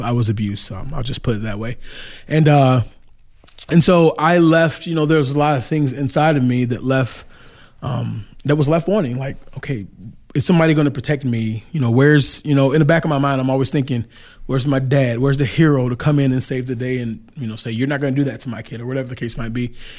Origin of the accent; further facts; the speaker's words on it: Detroit, Michigan, United States; now in Goshen, United States; I grew up in Detroit, Michigan.